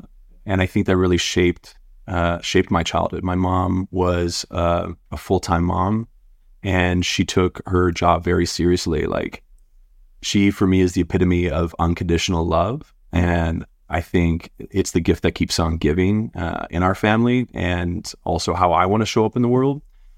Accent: North Vancouver, British Columbia, Canada; Like, I grew up in North Van, and my dad's an Australian immigrant and my mom's French Canadian.

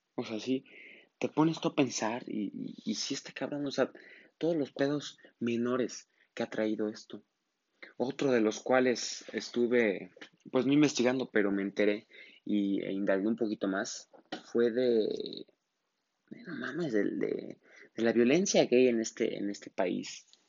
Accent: Mexico; en mi país, México

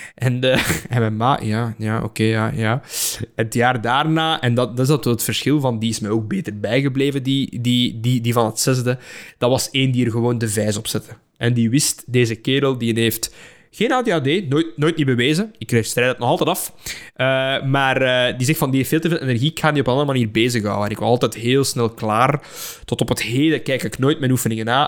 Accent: near Halle, Flanders, Belgium; ik heb gezeten op Don Bosco Halle. En daar zijn een aantal docenten die nog altijd in mijn privésfeer. die wonen in mijn geboortedorp

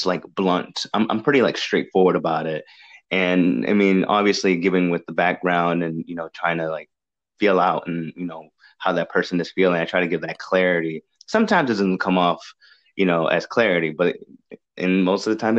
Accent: New England, United States; moved away; I'm from the New England area as well. I was that's where I was raised

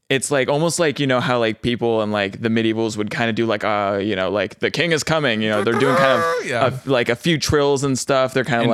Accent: Texas, United States; I'm also from Texas.

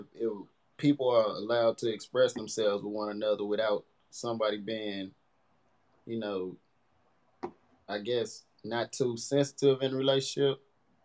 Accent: East St. Louis, Illinois, United States; I'm from East St. Louis, Washington Park area. I went to East Side, went to Park Alternative School for a little while. And born and raised from the city

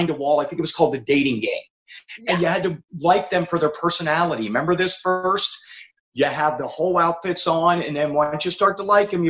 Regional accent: Pennsylvania, United States; growing up in Pennsylvania

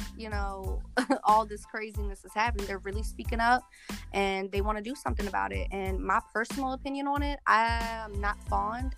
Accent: Charles City, Virginia, United States; I come from the Chickahominy Indian tribe, which is right here in Charles City, Virginia.

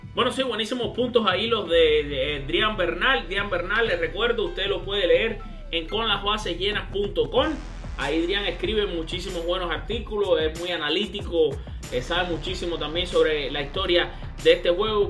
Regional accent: Matanzas, Cuba; No es solamente cubano como yo, sino que también es matancero como yo, de mi, de mi pueblo, de mi ciudad, Matanzas

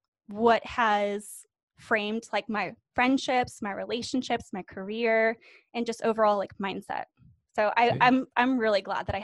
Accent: Orange County, California, United States; I grew up in Orange County.

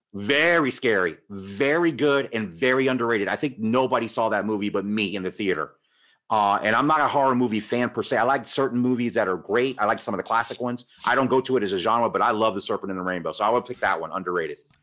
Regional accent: Tampa, Florida, United States; I grew up in Tampa

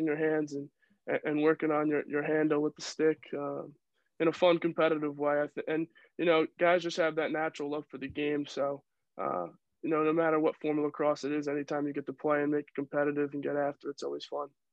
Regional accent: Yorktown Heights, New York, United States; moved away as an adult; also born or lived in Maryland; growing up in Yorktown

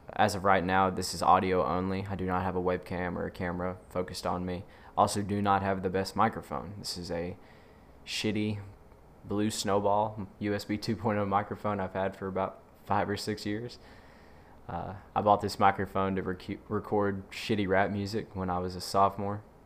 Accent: Mississippi, United States; I'm from the South, Mississippi

